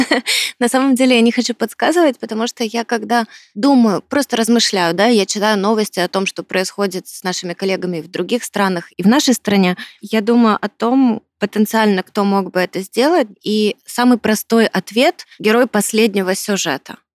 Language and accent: Russian; Ukraine; как справжняя украинка